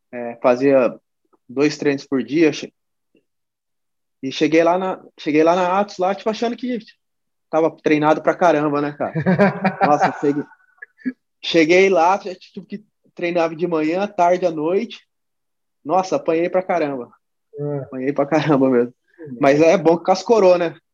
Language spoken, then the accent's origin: Portuguese; São José dos Campos, São Paulo, Brazil; Eu sou de São José dos Campos, cara. É... Sempre morei aqui desde criança. Nascido e criado aqui.